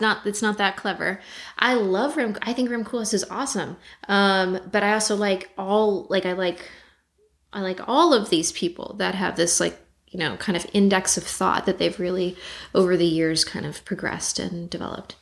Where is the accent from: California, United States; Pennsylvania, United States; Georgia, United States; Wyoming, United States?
California, United States; Los Angeles; I grew up in Los Feliz in the 90s